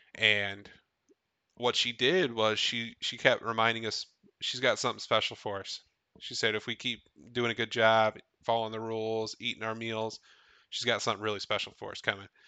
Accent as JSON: {"language": "English", "region": "Tennessee", "country": "United States", "tie": "born or raised there", "said": "I grew up in Tennessee, only four hours away"}